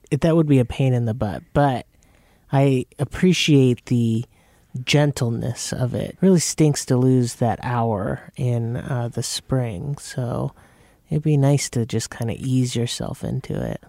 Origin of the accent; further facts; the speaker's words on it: Arizona, United States; moved away; I grew up in Arizona